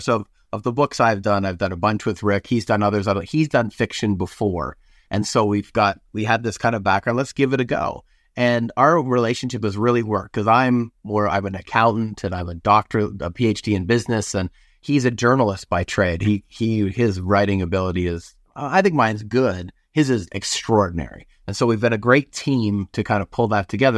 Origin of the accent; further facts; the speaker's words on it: Canada; moved away as an adult; now in United States; I'm Canadian